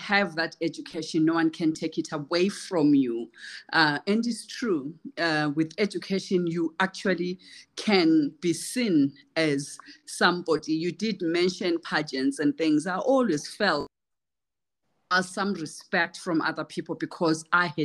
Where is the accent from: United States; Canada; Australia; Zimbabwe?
Zimbabwe; Kezi, Matabeleland South; moved away as an adult; also born or lived in United Kingdom; I call myself a rural girl because I was born in Kezi in Matebeleland South, a semi-arid region. I come from humble beginnings